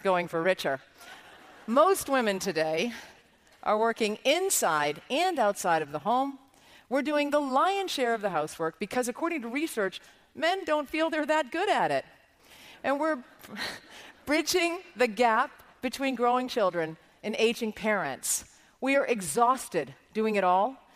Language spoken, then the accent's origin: English; Ireland; as an Irish Catholic girl